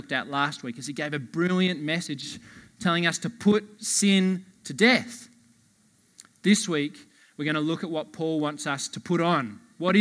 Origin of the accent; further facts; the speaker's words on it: Blue Mountains, New South Wales, Australia; moved away; Catherine, my wife, and I, we're originally from the Blue Mountains.